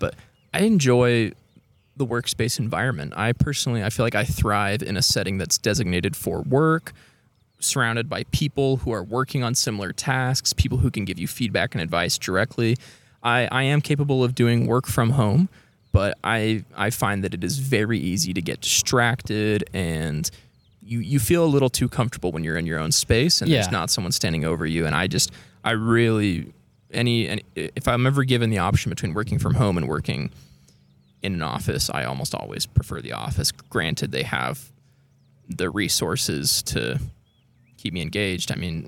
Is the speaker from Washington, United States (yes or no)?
yes; Washington, United States; I'm a Pacific Northwest guy through and through. I grew up in Washington.